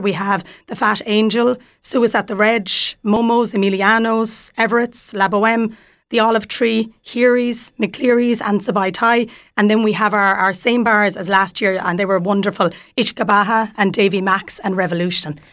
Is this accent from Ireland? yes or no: yes; Kerry, Munster, Ireland; moved away as an adult; now in Waterford, Ireland; I'm from Kerry originally. I'm in Waterford six years.